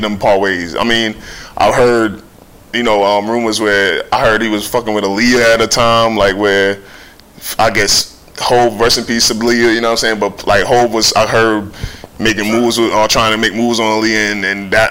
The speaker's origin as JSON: {"language": "English", "town": "New York City", "region": "New York", "country": "United States", "said": "I'm from New York City"}